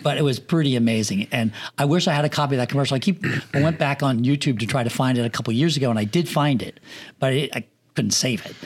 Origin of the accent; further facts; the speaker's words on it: Pennsylvania, United States; moved away as an adult; also born or lived in Los Angeles; now in Florida, United States; I grew up in Pennsylvania in the country where I didn't have a house across the street from me.